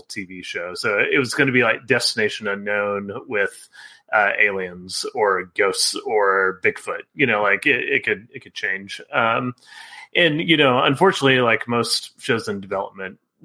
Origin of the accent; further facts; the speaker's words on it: Texas, United States; growing up in Texas